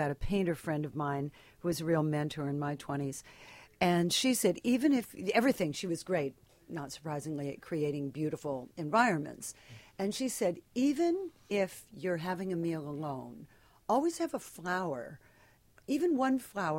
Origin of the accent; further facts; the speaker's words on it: Pico Rivera, California, United States; moved away; I grew up in Pico Rivera